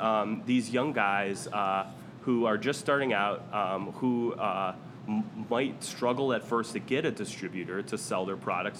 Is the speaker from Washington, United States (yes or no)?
no; Oak Park, Illinois, United States; I'm from Oak Park, Illinois, born and raised.